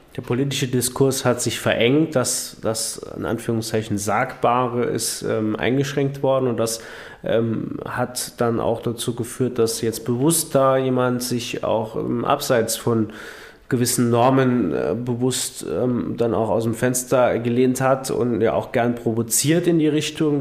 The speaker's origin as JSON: {"language": "German", "region": "Saarland", "country": "Germany", "said": "bei uns im Saarland"}